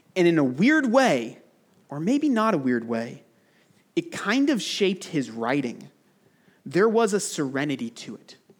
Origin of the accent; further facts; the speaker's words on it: United States; moved away as an adult; now in United Arab Emirates; I love my home country. I'm grateful for America